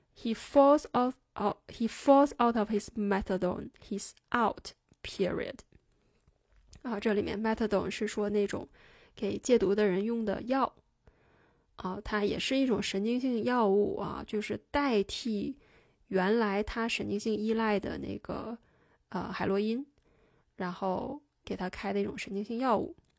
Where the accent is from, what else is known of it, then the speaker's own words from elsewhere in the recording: China; 我们中国人